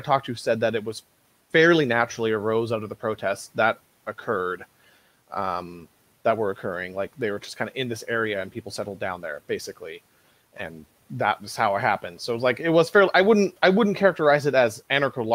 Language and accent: English; Portland, Oregon, United States; moved away; I'm from Portland originally